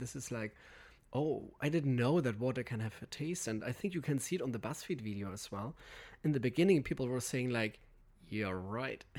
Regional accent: Aventoft, Schleswig-Holstein, Germany; English is a second language; moved away; I'm coming from Aventhoft. It's a very small little village up north on the Danish border

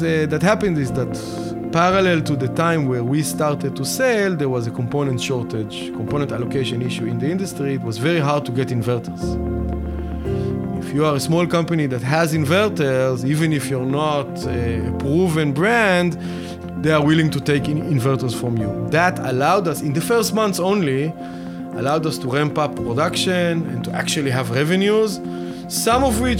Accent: Tel Aviv, Tel Aviv District, Israel; So I'm born and raised in Tel Aviv, and did probably the normal, usual type of career path for many Israelis.

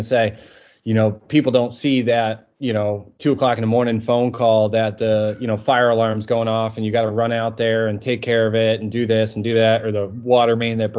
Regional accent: Massachusetts, United States; Yeah, so originally I lived in Massachusetts. I was kind of moved all over the place.

